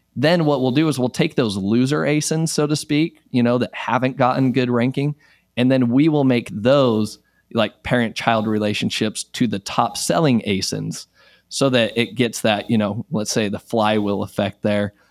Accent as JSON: {"language": "English", "region": "Utah", "country": "United States", "moved": "as an adult", "lives_now": "Texas, United States", "said": "I am originally from Utah"}